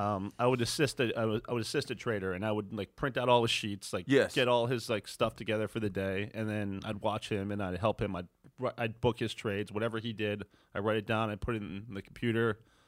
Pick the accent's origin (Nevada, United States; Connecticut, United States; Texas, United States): Connecticut, United States; I grew up in Connecticut.